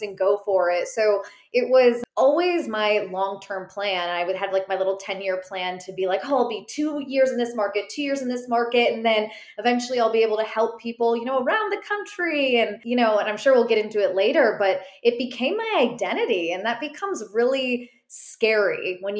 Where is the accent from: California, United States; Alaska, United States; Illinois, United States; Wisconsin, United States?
Illinois, United States; Chicago; moved away as an adult; also born or lived in South Bend, Indiana; now in Charlotte, United States; I'm from the Chicagoland area originally